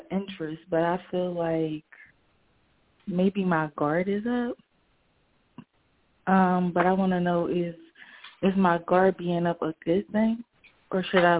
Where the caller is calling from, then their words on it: Philadelphia, Pennsylvania, United States; I'm calling from Philadelphia, Pennsylvania.